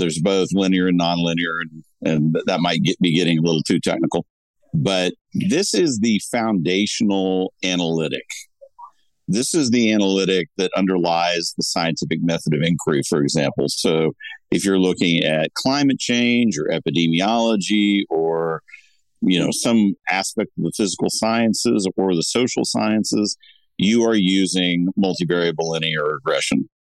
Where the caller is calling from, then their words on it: Laguna Niguel, California, United States; I'm joining you from Laguna Niguel, California, where there's still a marine layer.